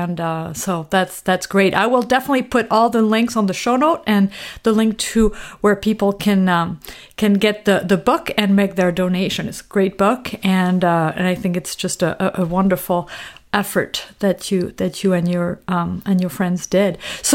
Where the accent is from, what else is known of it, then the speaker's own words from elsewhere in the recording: Normandy, France; English is a second language; now in Minneapolis, United States; I'm from Normandy.